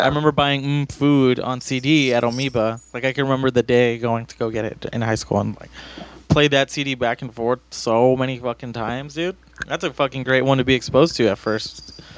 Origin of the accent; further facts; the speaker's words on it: Los Angeles, California, United States; I grew up in East